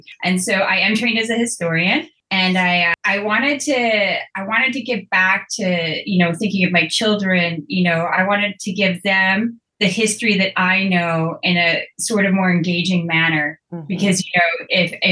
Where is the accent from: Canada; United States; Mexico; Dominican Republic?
Canada; Fort Simpson, Northwest Territories; moved away; I'm originally from the Northwest Territories from Fort Simpson.